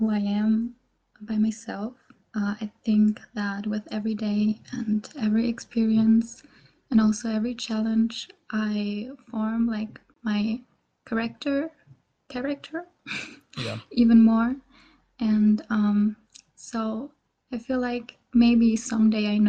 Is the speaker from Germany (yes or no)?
yes; Germany; English is a second language; I was born and raised in Germany